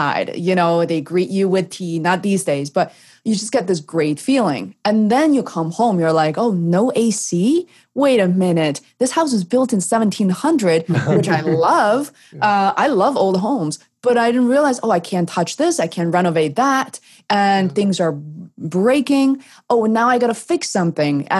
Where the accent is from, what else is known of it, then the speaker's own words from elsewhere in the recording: China; now in United States; growing up in China